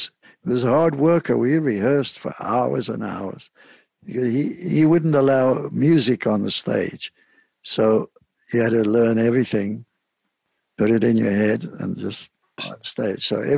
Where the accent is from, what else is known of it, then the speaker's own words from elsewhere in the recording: Cape Town, Western Cape, South Africa; now in United States; Now, I didn't play the penny whistle growing up in Cape Town, but this folk singer that I worked with, …, he wanted me to play the penny whistle